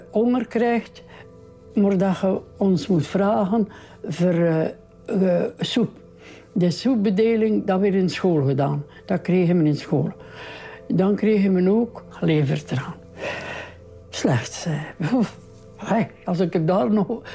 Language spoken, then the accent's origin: Dutch; Welle, Flanders, Belgium; Ik woon al mijn leven hier in Welle